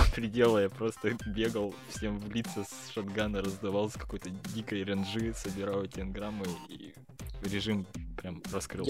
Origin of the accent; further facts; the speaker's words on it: Yekaterinburg, Sverdlovsk Oblast, Russia; я из Екатеринбурга сам